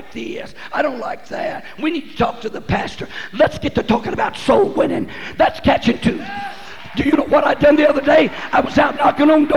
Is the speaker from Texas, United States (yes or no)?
yes; West Texas, United States; when I was born in West Texas, we didn't have no running water